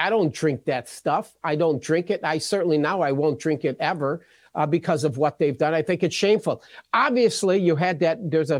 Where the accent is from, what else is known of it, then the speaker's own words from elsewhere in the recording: Texas, United States; No, I'm not a Shinerbach guy. I don't drink the Shinerbach. I'm a Texan.